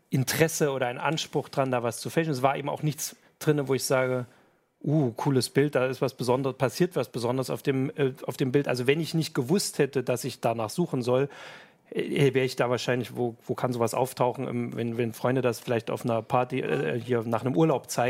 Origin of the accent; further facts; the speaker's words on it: East Germany, Germany; born there; ich bin im Osten geboren, also ich erinnere mich nur an Bilder inzwischen und die sind alle so, also die haben eine Farbe, wahrscheinlich war die DDR nicht so.